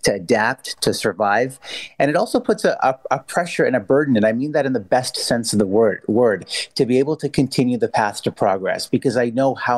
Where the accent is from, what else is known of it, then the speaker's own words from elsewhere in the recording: Vancouver, British Columbia, Canada; I grew up in Vancouver